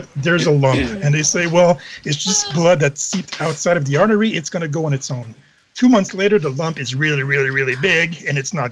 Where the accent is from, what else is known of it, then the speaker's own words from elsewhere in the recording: Canada; I'm Canadian.